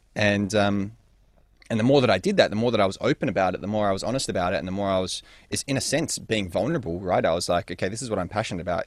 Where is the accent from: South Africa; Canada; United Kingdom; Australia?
Australia; Perth, Western Australia; also born or lived in North London; born in North London and spent a couple of years there before moving with the family, uh, into Perth, Western Australia, which is what I would consider my home and where I grew up for the most part